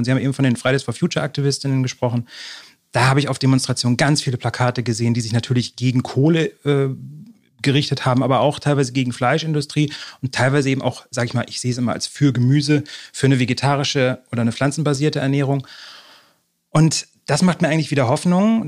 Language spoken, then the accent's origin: German; near Cuxhaven, Lower Saxony coast, Germany; moved away as an adult; also born or lived in Halle; now in Berlin, Germany; Ich bin, wie gesagt, aus Niedersachsen an der Küste groß geworden, in der Nähe von Cuxhaven